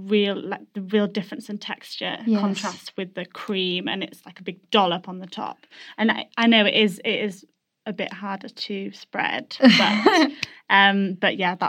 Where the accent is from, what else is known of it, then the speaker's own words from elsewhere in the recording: Yorkshire and the Humber, United Kingdom; I'm from Yorkshire